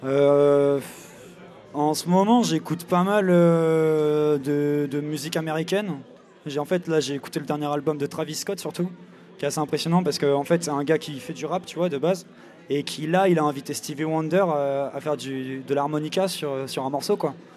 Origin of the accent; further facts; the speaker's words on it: Angers, Pays de la Loire, France; je suis d'Angers